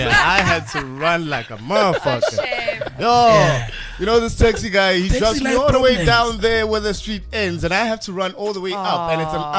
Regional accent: East Rand, Johannesburg, Gauteng, South Africa; I come from Fast Lewis, the East Rand of Joburg.

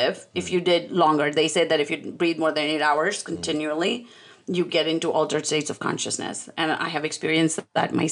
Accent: India; I'm Indian

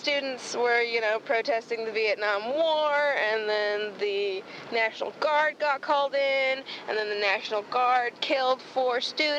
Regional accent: Kent, Ohio, United States; born or raised there; also born or lived in Cuyahoga Falls, Ohio

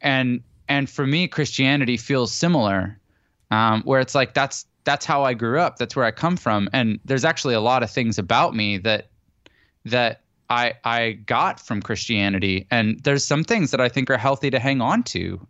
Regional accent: Canada; now in San Diego, United States; I'm Canadian originally and I live in San Diego now.

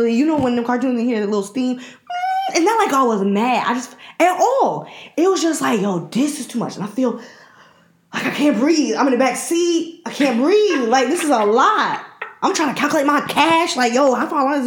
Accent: Jamaica; I'm a Jamaican

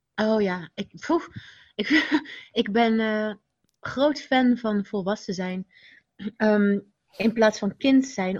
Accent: Rotterdam, South Holland, Netherlands; de buurt waar ik opgroeide was wel heel druk. Rotterdam-Zuid, Pendrecht woonde ik

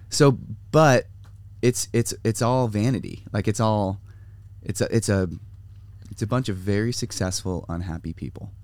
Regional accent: San Diego, California, United States; San Diego. So I grew up here

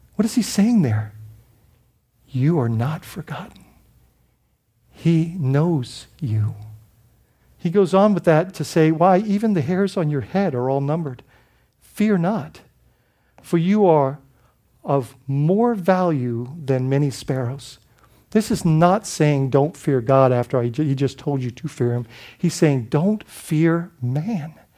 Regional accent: Bahamas; moved away; I grew up in the Bahamas, so we had a lot of British background.

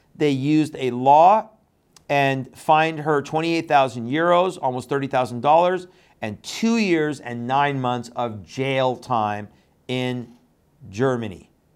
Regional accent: Canada; also born or lived in Iran; I grew up in Canada, uh, after I left Iran.

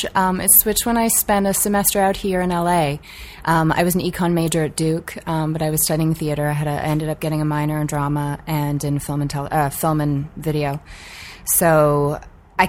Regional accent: Vancouver, British Columbia, Canada; I grew up in Vancouver, Canada

